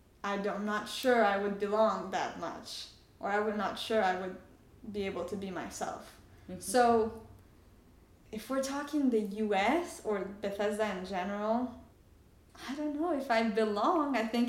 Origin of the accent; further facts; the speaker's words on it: France; also born or lived in Canada; now in United States; I usually say I grew up in France, but I'm Iranian and I live in the US.